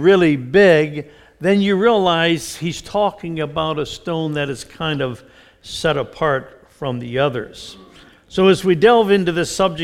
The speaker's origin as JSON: {"language": "English", "town": "Mount Lebanon", "region": "Pennsylvania", "country": "United States", "tie": "born or raised there", "said": "I was raised in the Presbyterian Church in Mount Lebanon outside of Pittsburgh"}